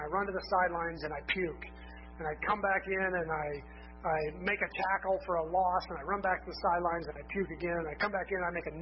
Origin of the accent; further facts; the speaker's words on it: Lansing, Kansas, United States; I grew up in Lansing, Kansas, which is not that far from here.